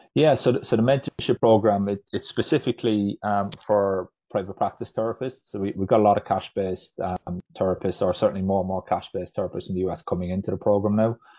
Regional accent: Ireland; moved away as an adult; now in Huddersfield, United Kingdom; I'm, I'm from Ireland originally, um, but moved over to the UK to study physiotherapy

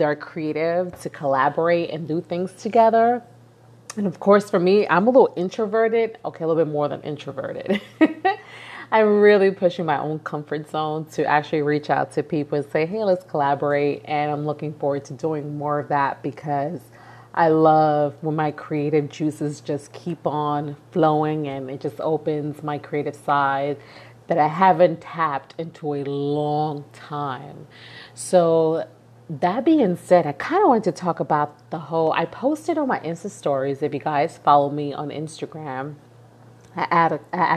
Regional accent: New York City, New York, United States; moved away as an adult; I'm from New York. I've been born and raised in East New York, Brooklyn. And really, New York is all I've known.

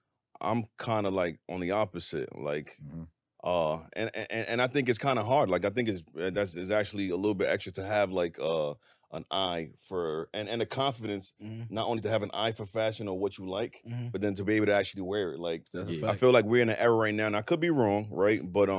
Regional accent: New York City, New York, United States; also born or lived in Queens; Born and raised in Brooklyn.

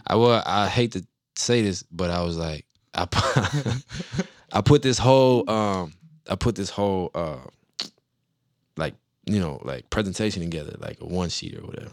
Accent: New Orleans, Louisiana, United States; moved away; I'm from New Orleans

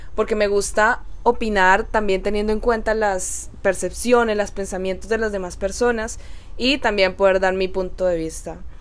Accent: Cali, Valle del Cauca, Colombia; soy colombiana, caleña de corazón

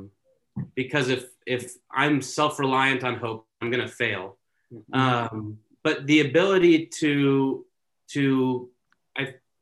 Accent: Santa Clarita, California, United States; moved away as an adult; also born or lived in Oregon; born and raised in Southern California in Santa Clarita

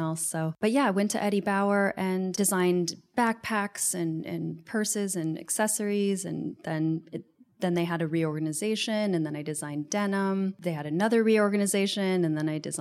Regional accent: Seattle, Washington, United States; moved away as an adult; also born or lived in New York City; I'm from Seattle originally.

